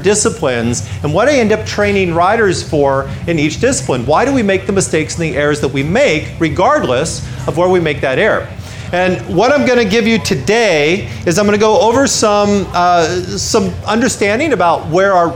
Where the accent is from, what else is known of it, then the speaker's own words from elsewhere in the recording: United States; I'm from the United States. You can tell by my funny accent.